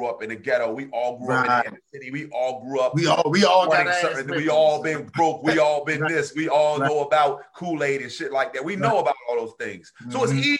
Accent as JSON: {"language": "English", "region": "New Jersey", "country": "United States", "said": "I'm from South Jersey."}